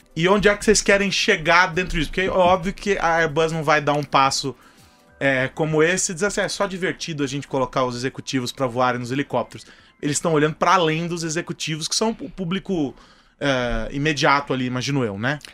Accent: São Paulo, Brazil; eu continuo sendo paulistano

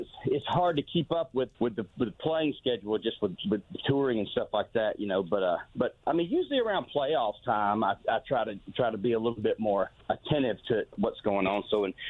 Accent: Opelika, Alabama, United States; I grew up in Opelika, which is Lee County. Okay, so that borders the Georgia state line.

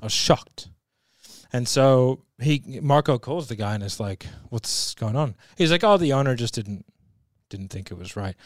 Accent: Sydney, New South Wales, Australia; I'm from Sydney

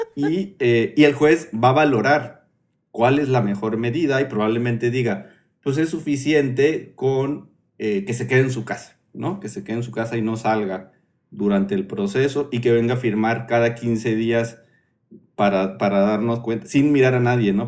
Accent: Oaxaca, Mexico; Soy oaxaqueño

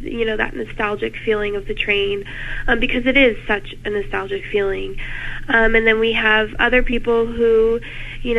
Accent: Michigan, United States; moved away as an adult; now in Ohio, United States; I'm originally from Michigan

